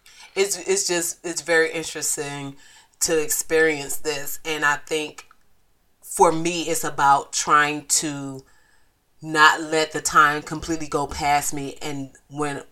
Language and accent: English; Flint, Michigan, United States; my hometown, Flint, Michigan. If you didn't know, yes, I am from F-L-I-N-T